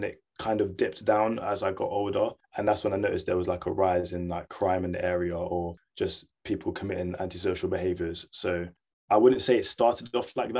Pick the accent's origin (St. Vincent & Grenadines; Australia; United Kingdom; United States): United Kingdom; London; moved away as an adult; now in Leeds, United Kingdom; I grew up in southeast of London in a borough called Lewisham. Grew up there my whole life. I was born there, grew up there.